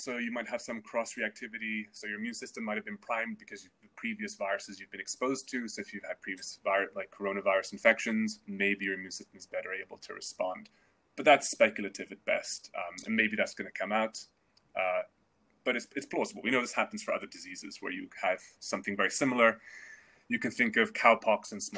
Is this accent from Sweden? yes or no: yes; Sweden; moved away; my home country of Sweden